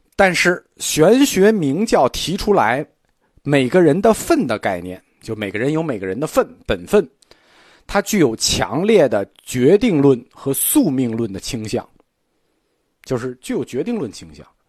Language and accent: Chinese; China; 我们中国人是不吃这一套的